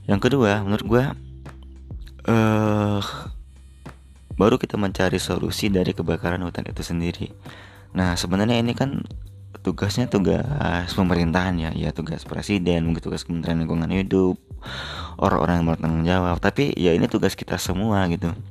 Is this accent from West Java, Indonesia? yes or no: no; Palembang, South Sumatra, Indonesia; di Sumatera Selatan juga tempat kota gua di Palembang juga terdampak